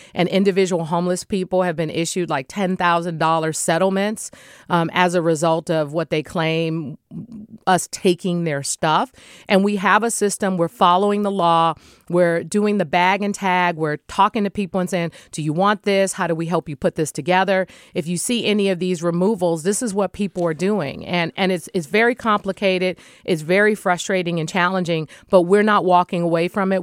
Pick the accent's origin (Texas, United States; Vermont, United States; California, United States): California, United States; San Francisco; when I was growing up in the Bayview Hunters Point community.